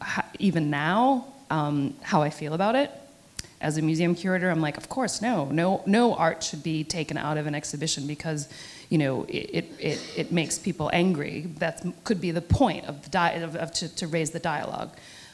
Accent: United States; I'm American

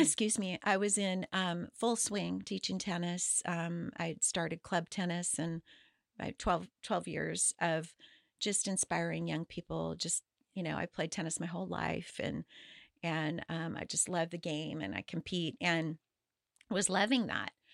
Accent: Paso Robles, California, United States; I was born in Southern California, and when I was eight years old, my dad wanted to get out of the smog and um, moved to Paso Robles

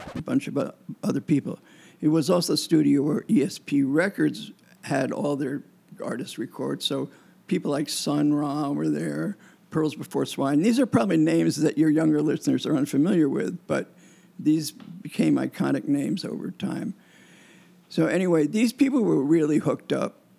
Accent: Newark, New Jersey, United States; moved away as an adult; also born or lived in New York / Poconos, Pennsylvania; born in Newark, New Jersey, and then I spent a lot of time in New York and in the Poconos

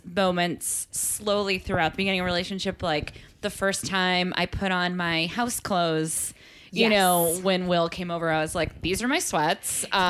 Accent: Belmont, Massachusetts, United States; now in New York, United States; So for me in Belmont is a very, you know, kind of upper white middle class town.

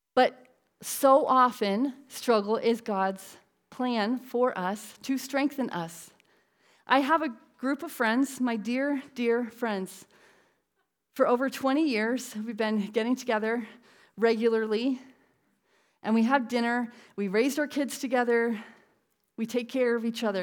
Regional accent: Connecticut, United States; I'm from Connecticut

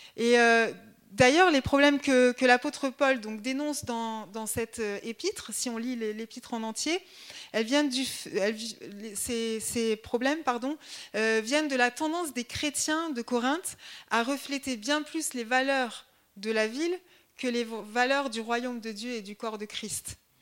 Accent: Grenoble, Auvergne-Rhône-Alpes, France; moved away as an adult; also born or lived in Haute-Marne; now in Dijon, France; je suis originaire de Grenoble. Euh, donc toute ma famille est grenobloise

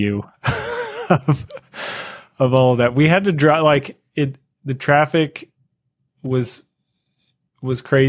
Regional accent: United States; I'm from America

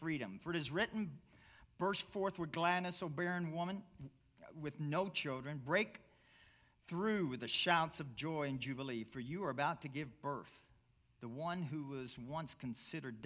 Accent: Kentucky, United States; I'm from Kentucky

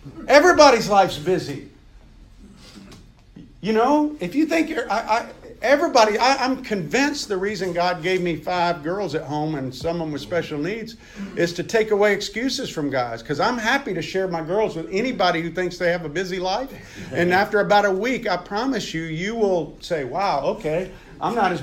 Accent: Meridian, Mississippi, United States; I grew up in Meridian, Mississippi, guys, in a rural area

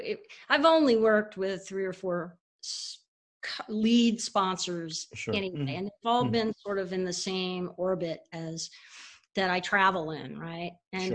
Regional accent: Houston, Texas, United States; also born or lived in Dallas, United States / North Carolina, United States; So, I mean, I grew up in Texas.

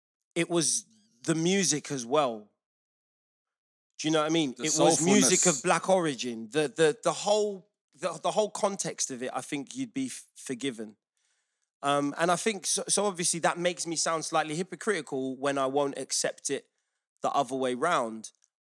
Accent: London, United Kingdom; accent: London; I sound like I'm from London.

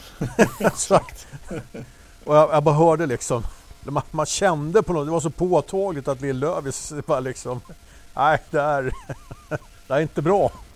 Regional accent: Sweden; vi, som svenskar

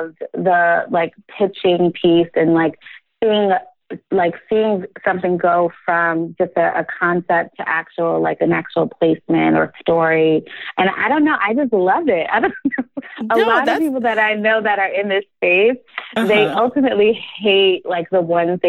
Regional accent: New Jersey, United States; She and I grew up together in New Jersey

